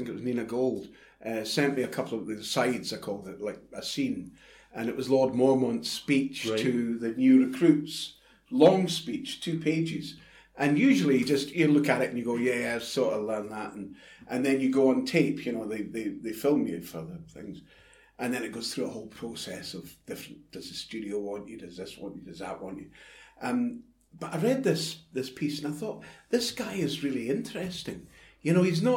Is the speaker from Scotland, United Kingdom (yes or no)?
yes; Clydebank, Scotland, United Kingdom; I was brought up in Clydebank